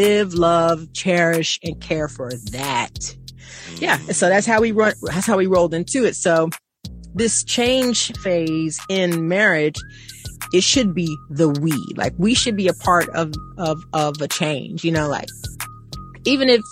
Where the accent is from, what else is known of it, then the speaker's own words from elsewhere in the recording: Missouri, United States; I'm from Missouri. Show me state.